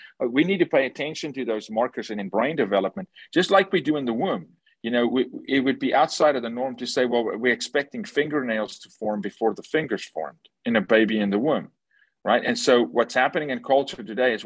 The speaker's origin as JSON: {"language": "English", "country": "South Africa", "tie": "born or raised there", "said": "I'm from South Africa, born and raised"}